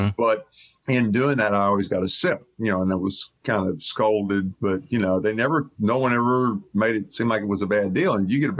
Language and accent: English; Bel Air, United States; born or raised there